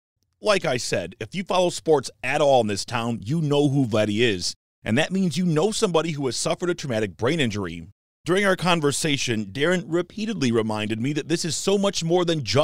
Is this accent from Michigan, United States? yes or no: yes; Detroit, Michigan, United States; When I was a kid growing up in Metro Detroit in the 90s